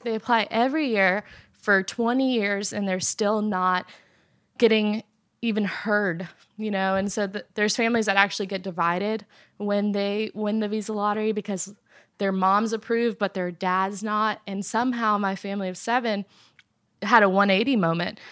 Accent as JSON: {"language": "English", "country": "Afghanistan", "tie": "born or raised there", "moved": "yes", "said": "I was born in Afghanistan"}